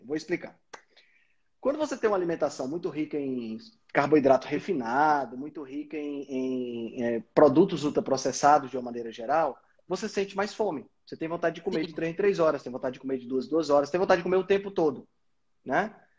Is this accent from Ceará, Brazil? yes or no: yes; Fortaleza, Ceará, Brazil; eu sou de Fortaleza